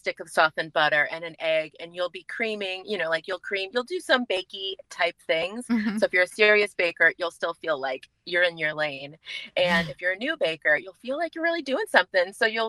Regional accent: California, United States; I'm from California.

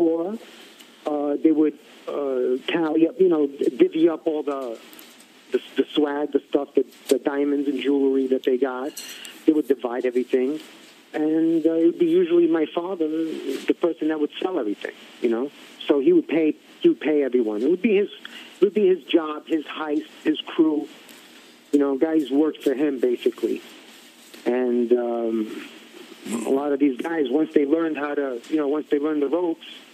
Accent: New York City, New York, United States; growing up in Bensonhurst

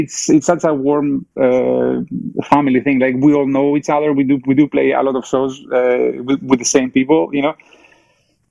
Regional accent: Athens, Attica, Greece; English is a second language; moved away as an adult; also born or lived in Germany / England / California; now in Bay Area, United States; I was born in Greece, in Athens, Greece. Like, I grew up there in the 80s and 90s

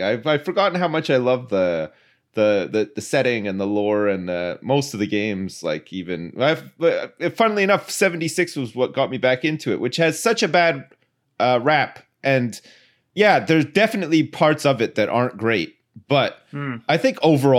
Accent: Ottawa, Ontario, Canada; I remember when I was younger, where I grew up in Ottawa, in the suburbs, they introduced like this their recycling scheme.

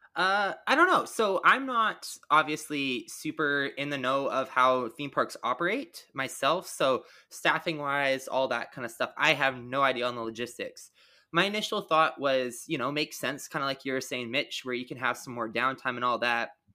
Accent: Canada; I'm Canadian.

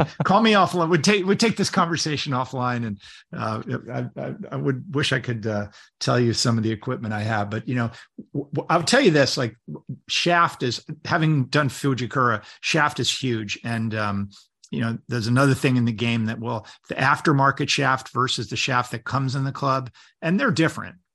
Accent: Connecticut, United States; Maybe when I get back to Connecticut, that's my home state, by the way, Connecticut.

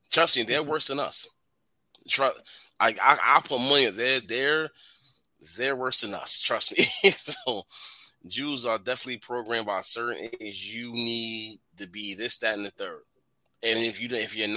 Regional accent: New York City, New York, United States; moved away; I'm from Edgemere

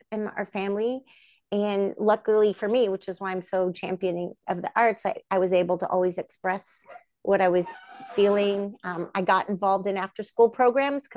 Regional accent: Bay Area, Northern California, United States; I'm from the Bay Area, Northern California

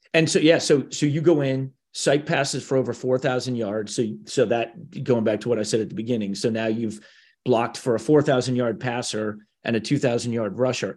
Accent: Minnesota, United States; moved away; also born or lived in Cleveland, Ohio; I grew up in Cleveland, Minnesota

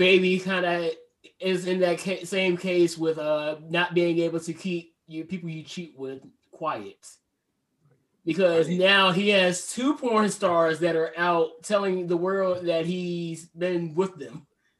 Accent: Portsmouth, Virginia, United States; I'm from Portsmouth

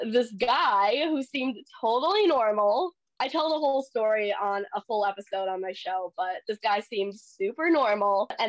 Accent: Philippines; I'm Filipino.

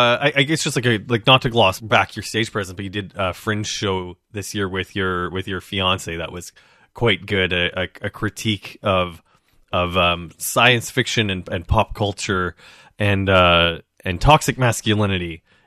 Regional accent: Regina, Saskatchewan, Canada; now in Toronto, Canada; actually not originally from Toronto. And I know that it's changed a whole lot since I moved here. But I grew up in Regina, Saskatchewan.

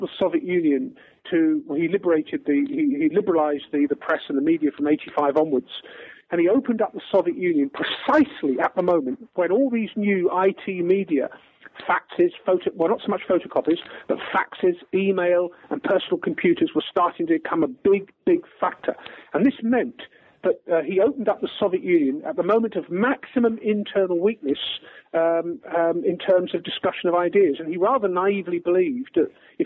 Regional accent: England, United Kingdom; I'm English

